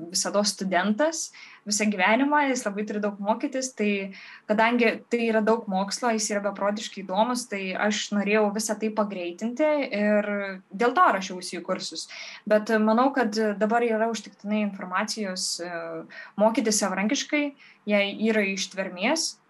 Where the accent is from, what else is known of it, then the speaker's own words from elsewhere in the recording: Varėna, Alytus County, Lithuania; moved away; kai aš išsikraušiau iš, varė, iš savo gimtojo miestelio Varieno